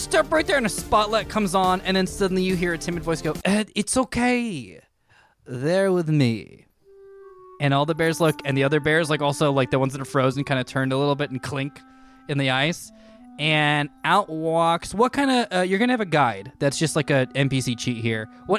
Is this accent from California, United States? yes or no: yes; Fullerton, California, United States; I am from Fullerton.